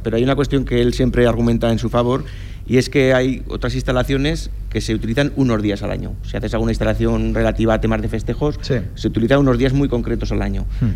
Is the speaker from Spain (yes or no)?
yes; Cariñena, Aragon, Spain; mi pueblo